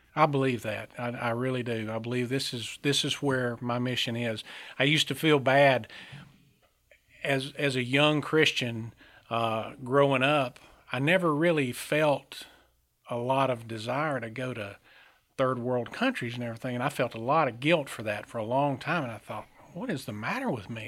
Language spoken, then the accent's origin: English; Centre, Alabama, United States; I, uh, was raised here in Alabama. I was born in Center Alabama, a small town up in northeast Alabama